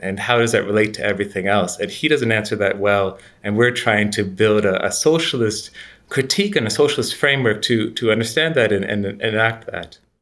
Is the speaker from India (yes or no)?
no; Canada; moved away as an adult; also born or lived in United States / United Kingdom; now in Florence, Italy; I'm Canadian, educated in the U S and Britain. I'm currently, uh, living in Florence